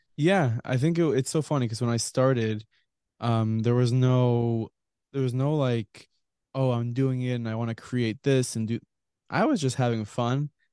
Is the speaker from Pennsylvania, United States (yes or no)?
no; Lawrence, New York, United States; I was, uh, born and raised, I live in the Five Towns in Lawrence, New York